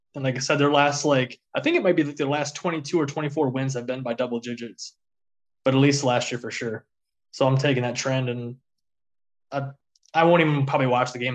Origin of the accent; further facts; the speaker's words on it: Michigan, United States; we're all from Michigan